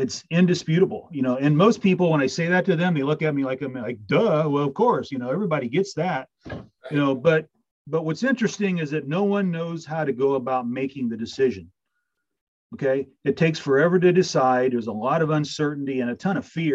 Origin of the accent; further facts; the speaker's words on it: Adams County, Indiana, United States; moved away as an adult; also born or lived in Fort Wayne, Indiana / Huntington, Indiana; now in Central Ohio, United States; I was born in Fort Wayne, grew up in Adams County, went to Adams Central